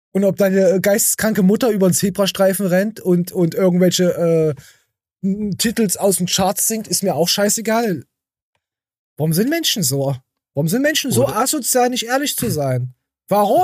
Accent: Thuringia, Germany; bei uns in Thüringen

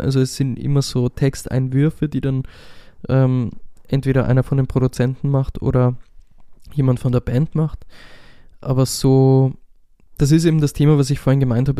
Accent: Austria; first language German; ich bin einfach aus einem deutschsprachigen Land und das ist meine Muttersprache

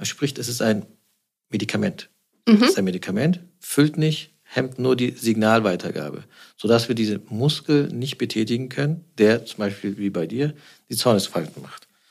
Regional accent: Stuttgart, Baden-Württemberg, Germany; now in Düsseldorf, Germany; ich bin ja kein Düsseldorfer, ich bin gebürtiger Schwabe. Mhm. Ich komme aus Stuttgart

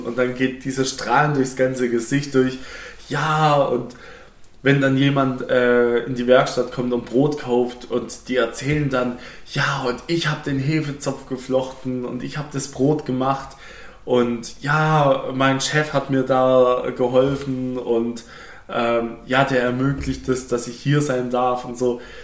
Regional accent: Swabia, Germany; ich darf jetzt als Schwabe nicht Ja sagen

